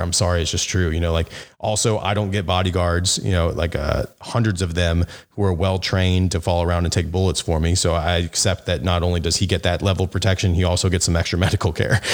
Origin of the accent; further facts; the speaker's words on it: Memphis, Tennessee, United States; my hometown of Memphis, Tennessee